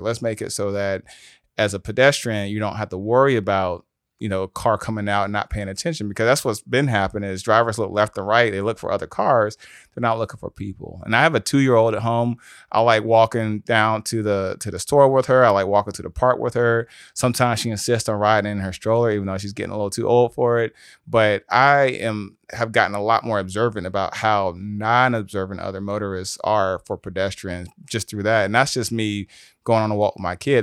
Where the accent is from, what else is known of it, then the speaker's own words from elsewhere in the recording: South DeKalb, Georgia, United States; also born or lived in Atlanta, Georgia / Ohio; I was raised in South the Cab, so I was raised by a single mom, grew up off of Farrington